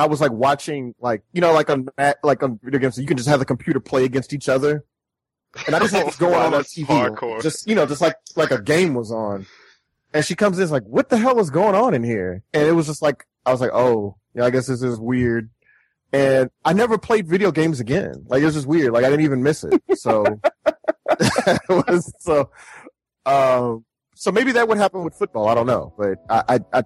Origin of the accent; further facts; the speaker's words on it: Houston, Texas, United States; I grew up in Houston